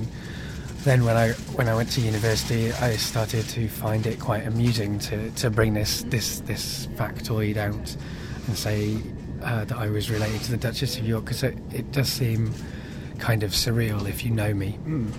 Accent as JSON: {"language": "English", "town": "Coventry", "region": "West Midlands", "country": "United Kingdom", "tie": "born or raised there", "also_born_or_lived": "Cardiff / North Wales", "said": "my life growing up in Coventry and in Cardiff. I guess when I was really young and lived in North Wales"}